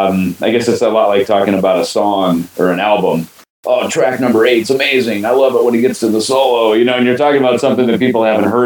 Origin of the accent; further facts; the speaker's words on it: Minnesota, United States; moved away; I grew up in Minnesota, just over the border.